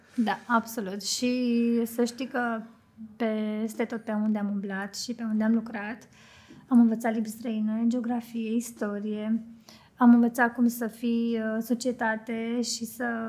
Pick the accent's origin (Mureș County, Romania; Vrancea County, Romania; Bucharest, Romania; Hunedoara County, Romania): Bucharest, Romania; moved away as an adult; also born or lived in London; now in Cluj-Napoca, Romania; eu am copilărit în București uh, și am făcut și adolescența acolo